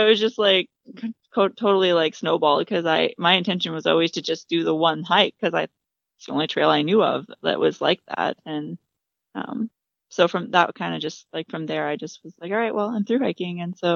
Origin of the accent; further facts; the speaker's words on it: Michigan, United States; moved away; also born or lived in Indiana; My parents and I grew up in Michigan.